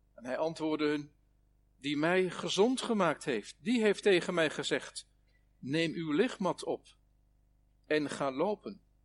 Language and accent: Dutch; Netherlands; Ons land is een van de meest dichtstbevolkte gebieden van de wereld